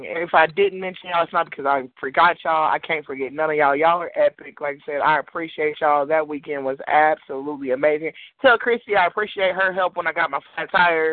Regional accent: Kansas City, United States; in Kansas City, we show out for formal

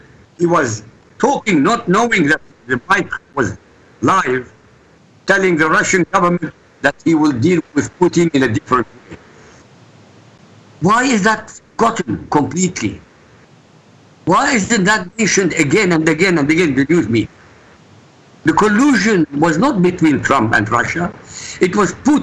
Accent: Iraq; moved away; I come from Iraq

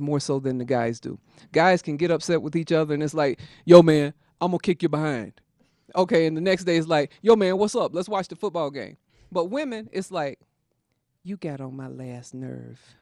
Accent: South Carolina, United States; growing up in South Carolina in a house that had no plumbing

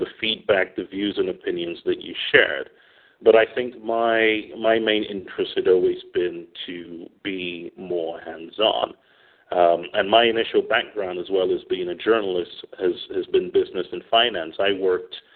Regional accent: England, United Kingdom; moved away as an adult; also born or lived in Manchester / London; now in Stockholm, Sweden; I'm from the UK. I was born in England.

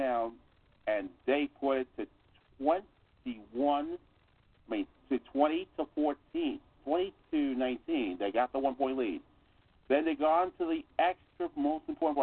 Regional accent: New York City, New York, United States; located at 1369 Hole Avenue in the Bronx, New York, the place I grew up in the Bronx

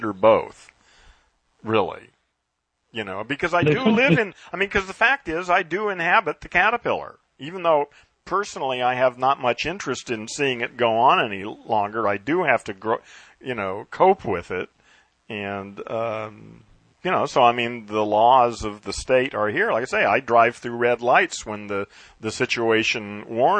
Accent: United States; first language English; I was brought up in America and programmed with English

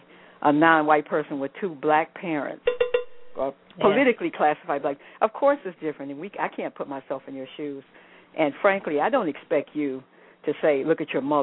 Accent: United States; growing up in the United States

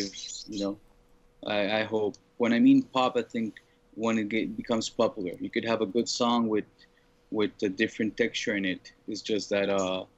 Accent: Montreal, Quebec, Canada; I grew up in Montreal in Canada.

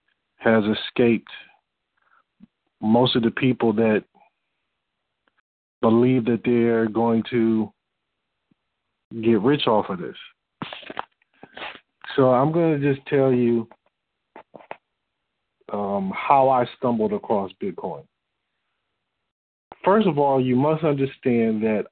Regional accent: Detroit, Michigan, United States; I'm from Detroit. I was living in Detroit, Michigan

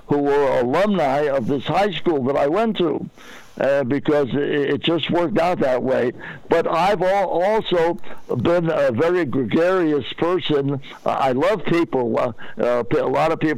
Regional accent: New York City, New York, United States; moved away; I grew up in Brooklyn, New York

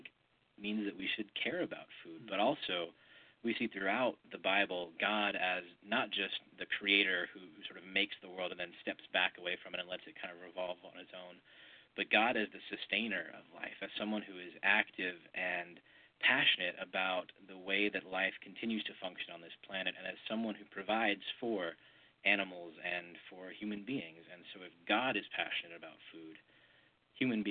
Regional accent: Wyoming, United States; also born or lived in Birmingham; now in Atlanta, United States; I grew up in Wyoming

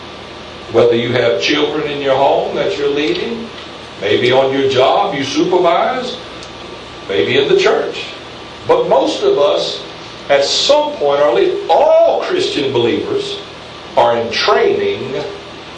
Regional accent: United States; I'm an American citizen of the United States

